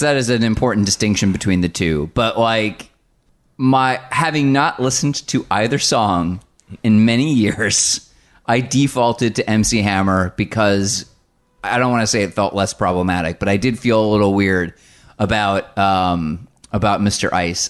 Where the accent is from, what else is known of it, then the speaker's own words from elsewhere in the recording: United States; I am from the New Jersey, New York area, so when I was a child, I listened to Z one hundred